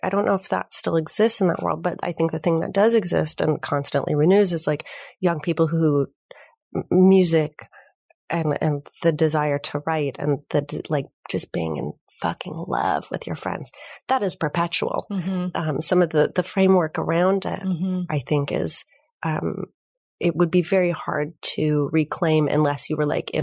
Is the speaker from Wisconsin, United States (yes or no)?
no; Minneapolis, Minnesota, United States; also born or lived in Chicago; now in Los Angeles, United States; I'm from Minneapolis